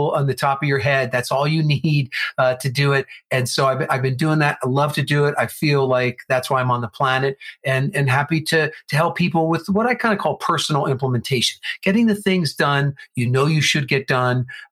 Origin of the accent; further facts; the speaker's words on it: New Jersey, United States; now in Arizona, United States; I am originally from New Jersey, where Ryan is. But then I moved out to Arizona.